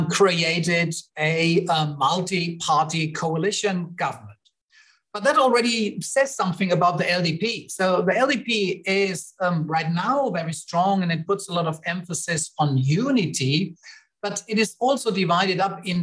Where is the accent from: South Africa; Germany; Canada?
Germany; moved away; I am from Germany originally